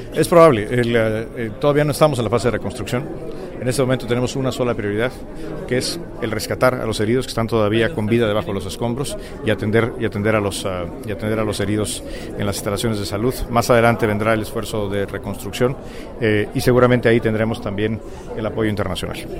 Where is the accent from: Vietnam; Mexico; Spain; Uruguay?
Mexico; como mexicano